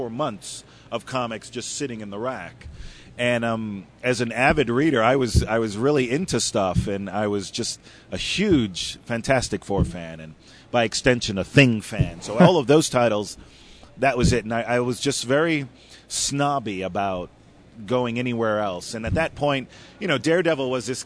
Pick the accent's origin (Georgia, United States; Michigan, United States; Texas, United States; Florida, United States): Florida, United States; Miami Beach; I grew up in Miami Beach